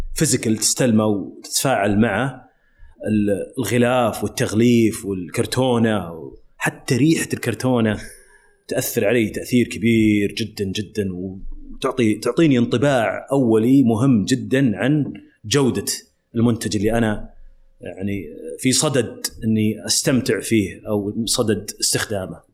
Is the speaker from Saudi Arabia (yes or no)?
yes; Saudi Arabia; also born or lived in London; كوني سعودي